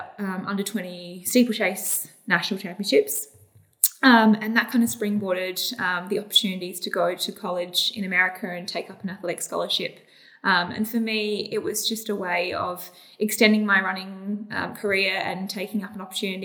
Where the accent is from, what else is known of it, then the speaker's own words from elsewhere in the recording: Adelaide, South Australia, Australia; I feel very lucky to have grown up here